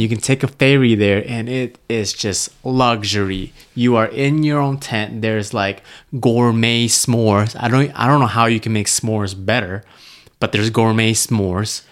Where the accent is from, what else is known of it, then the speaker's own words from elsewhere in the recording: Malaysia; moved away; I was born in Malaysia. If I drove ten minutes one direction, there would be wild monkeys